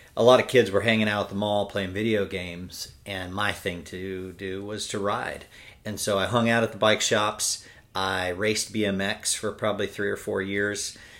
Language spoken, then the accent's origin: English; California, United States; moved away as an adult; now in Birmingham, United States; I'm from California